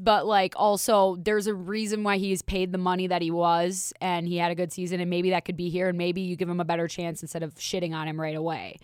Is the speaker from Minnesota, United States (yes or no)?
yes; Minnesota, United States; now in Las Vegas, United States; I'm from Minnesota